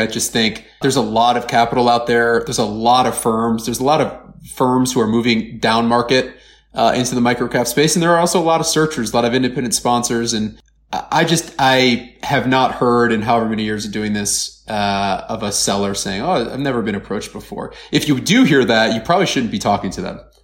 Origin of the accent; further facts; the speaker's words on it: Cleveland, Ohio, United States; I'm from Cleveland